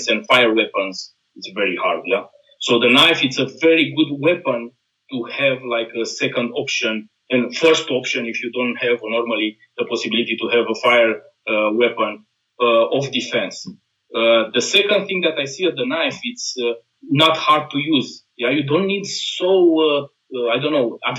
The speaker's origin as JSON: {"language": "English", "country": "Romania", "moved": "yes", "lives_now": "Austria", "said": "I am from Romania"}